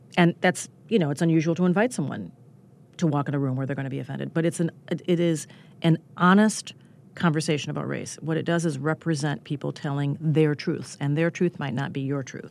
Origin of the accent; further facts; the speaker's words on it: Minnesota, United States; I grew up in neighboring Minnesota